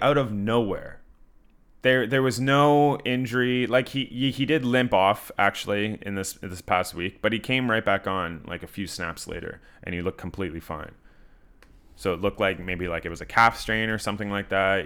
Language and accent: English; Canada; I'm from Canada